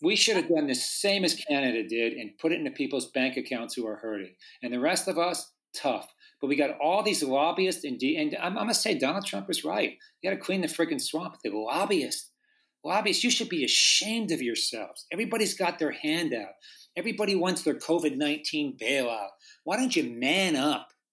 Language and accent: English; Pennsylvania, United States; now in Southern California, United States; I grew up in Pennsylvania